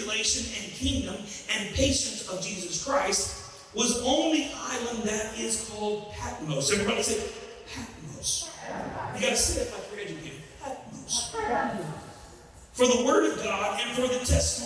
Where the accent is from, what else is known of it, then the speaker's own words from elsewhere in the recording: Southeast Louisiana, United States; I'm from Southeast Louisiana